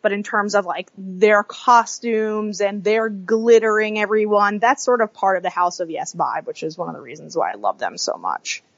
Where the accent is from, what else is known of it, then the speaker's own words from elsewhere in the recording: New York, United States; growing up in New York